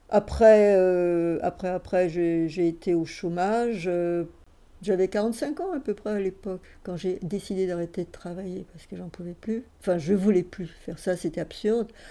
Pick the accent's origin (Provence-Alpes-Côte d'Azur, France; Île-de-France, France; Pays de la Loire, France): Île-de-France, France; Paris; je suis née à Paris, fin 1946.